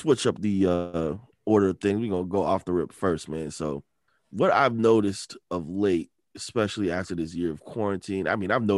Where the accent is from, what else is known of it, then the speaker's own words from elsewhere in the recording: Detroit, Michigan, United States; moved away; I'm back in my home state, the D, Detroit.